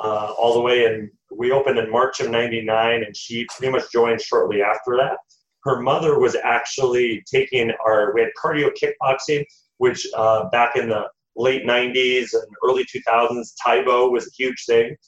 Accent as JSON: {"language": "English", "country": "United States", "tie": "born or raised there", "said": "I am the first one of both sides of my uh, parents' families that have been born in the United States"}